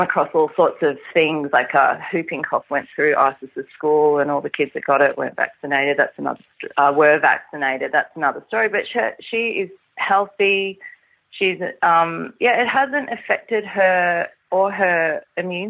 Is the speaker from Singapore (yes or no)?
yes; Singapore; I was born in Singapore